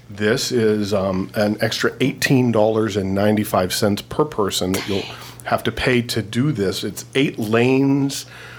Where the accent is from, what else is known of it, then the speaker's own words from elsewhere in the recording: Erie, Pennsylvania, United States; moved away; my hometown, Erie, Pennsylvania.